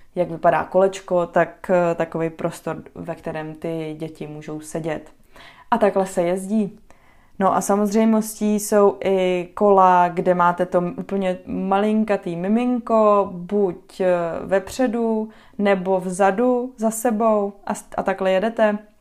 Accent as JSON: {"language": "Czech", "country": "Czechia", "moved": "as an adult", "lives_now": "Netherlands", "said": "jako Češka"}